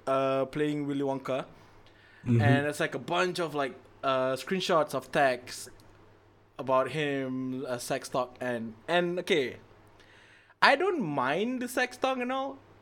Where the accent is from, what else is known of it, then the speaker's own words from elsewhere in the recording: Malaysia; as a Malaysian, as a human being, as a Malay, as a born Muslim